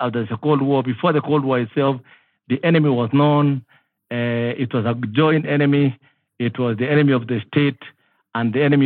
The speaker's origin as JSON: {"language": "English", "country": "Kenya", "tie": "born or raised there", "said": "I was born in the White Islands"}